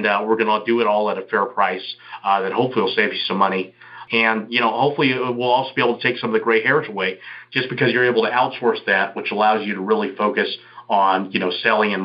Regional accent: Houston, Texas, United States; now in Las Vegas, United States; I'm from Houston, but I'm based in Las Vegas now.

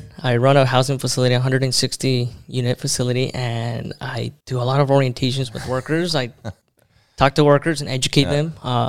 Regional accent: Everett, Washington, United States; also born or lived in Mexico / California / Tri-Cities, Washington / Omak, Washington; then grew up in Everett, Washington. From Everett, moved over to Tri-Cities.

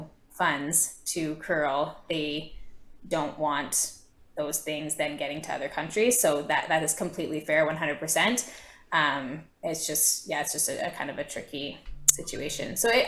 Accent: Toronto, Ontario, Canada; moved away as an adult; also born or lived in Waterloo, Ontario; I was born in Toronto, in Scarborough

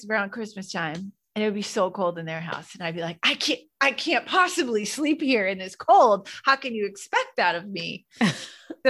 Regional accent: New England, United States; now in New York, United States; I grew up in New England where it's cold, colder than it is in New York

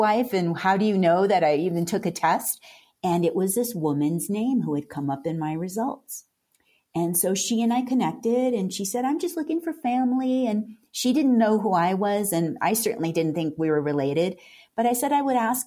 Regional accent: Carpinteria, California, United States; moved away; also born or lived in Santa Fe; I grew up in Southern California in Carpinteria

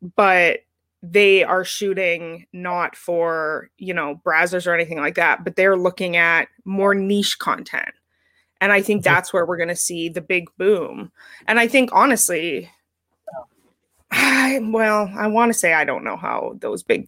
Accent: Canada; as a Canadian

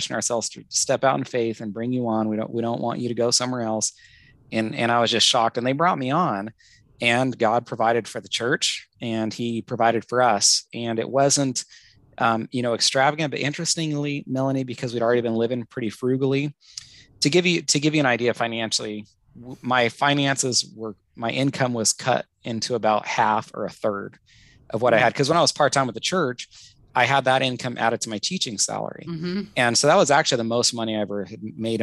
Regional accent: United States

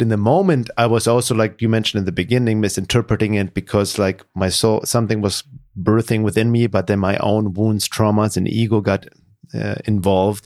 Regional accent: Germany; growing up in Germany, being very lonely in high school

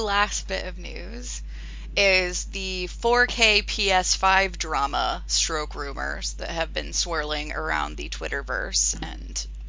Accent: United States; We're from America.

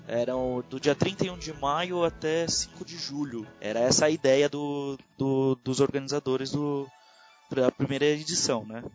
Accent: São Paulo, Brazil; Eu sou de São Paulo, capital.

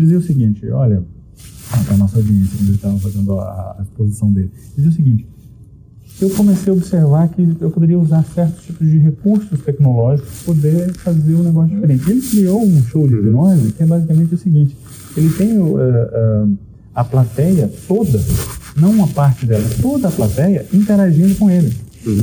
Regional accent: Goiás, Brazil; eu sou de um, do Brasil, eu, eu sou de Goiás, né, no interior do Brasil

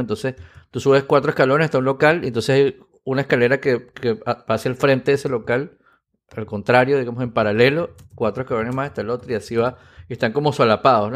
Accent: Venezuela

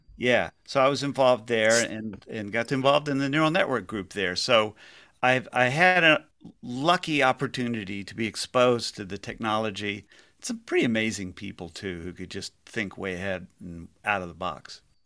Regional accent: Houston, Texas, United States; I grew up in Houston

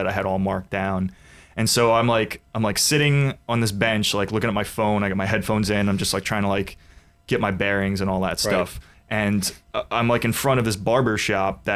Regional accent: New York, United States; I was born and I grew up in New York

